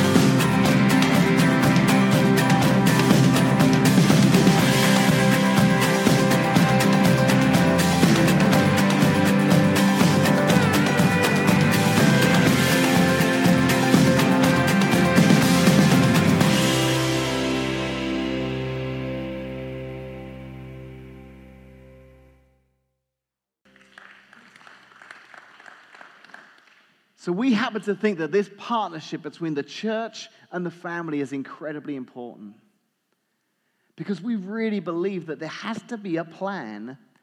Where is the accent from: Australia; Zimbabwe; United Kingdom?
United Kingdom; England; moved away; I grew up watching in England